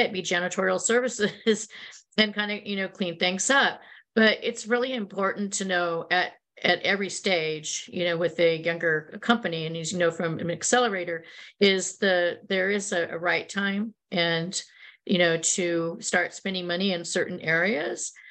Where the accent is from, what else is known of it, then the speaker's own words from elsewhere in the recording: Silicon Valley, California, United States; also born or lived in New York / Chicago / London; I grew up in Silicon Valley before it was called Silicon Valley